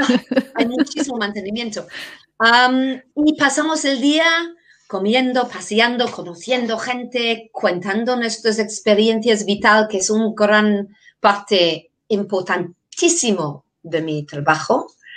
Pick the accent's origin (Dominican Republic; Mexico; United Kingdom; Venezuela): United Kingdom; England; first language English; Spanish is a second language; moved away as an adult; also born or lived in Denmark; now in Navarre, Spain; soy inglesa, vivía muchos años en Dinamarca